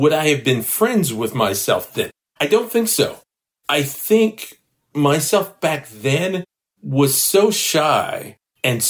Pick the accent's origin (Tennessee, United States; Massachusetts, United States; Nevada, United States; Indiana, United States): Tennessee, United States; Memphis; I grew up in the Orange Mound community